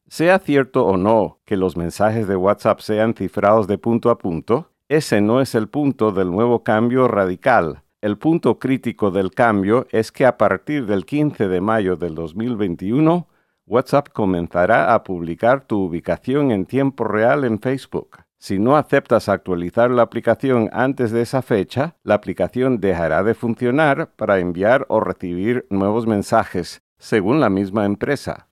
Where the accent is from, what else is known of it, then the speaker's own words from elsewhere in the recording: Connecticut, United States; mi colegio en Connecticut, Estados Unidos